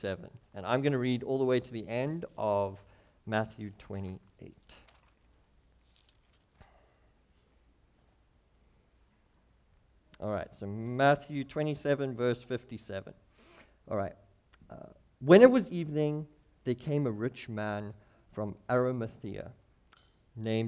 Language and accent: English; Clarens, Free State, South Africa; moved away as an adult; also born or lived in Cape Town, South Africa; now in Missoula, United States; I grew up in South Africa. We lived in the kind of central part of South Africa on the border of a nation called Lesotho